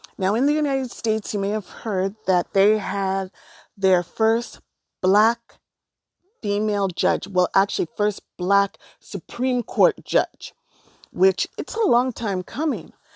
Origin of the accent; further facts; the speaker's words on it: Canada; I was born here in Canada